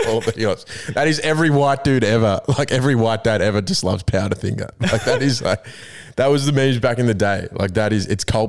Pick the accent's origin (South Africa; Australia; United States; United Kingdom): Australia; New South Wales; I am from New South Wales, yes. I'm a Blues man.